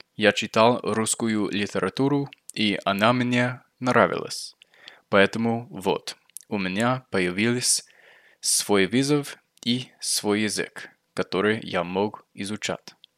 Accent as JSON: {"language": "Russian", "country": "United States", "accent": "American", "second_language": "Russian", "said": "мой акцент американский, и поэтому вот я американец"}